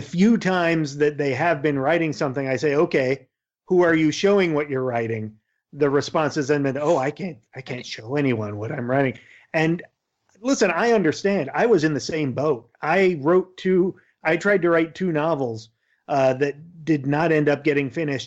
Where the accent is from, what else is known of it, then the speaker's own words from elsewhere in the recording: Yakima Valley, Eastern Washington State, United States; I grew up in the Yakima Valley of Eastern Washington State